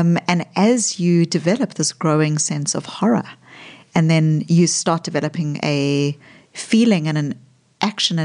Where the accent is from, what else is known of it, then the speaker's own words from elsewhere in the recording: South Africa; also born or lived in Melbourne, Australia; now in Boston, United States; I grew up in apartheid South Africa, but I was a white South African growing up in the white suburbs of apartheid South Africa